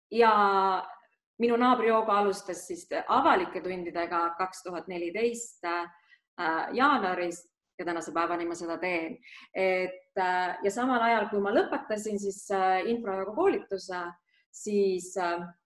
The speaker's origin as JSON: {"language": "Estonian", "region": "Lääne-Viru County", "country": "Estonia", "said": "ma olen pärit eh, Lääne-Virumaalt"}